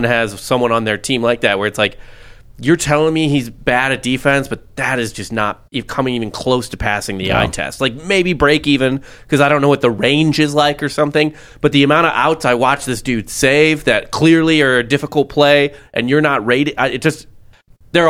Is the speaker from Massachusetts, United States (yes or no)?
no; St. Louis, Missouri, United States; I'm from St. Louis.